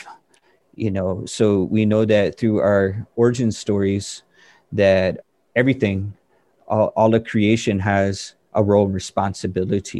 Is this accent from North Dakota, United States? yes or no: yes; Standing Rock Sioux Reservation, North Dakota, United States; now in Seattle, United States; I'm Hunkpapa Lakota from Standing Rock, but live in Seattle